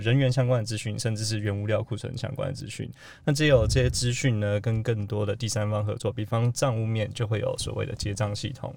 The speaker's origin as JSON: {"language": "Chinese", "country": "Taiwan", "tie": "born or raised there", "also_born_or_lived": "United States", "moved": "as an adult", "said": "我是在美国出生，台湾长大"}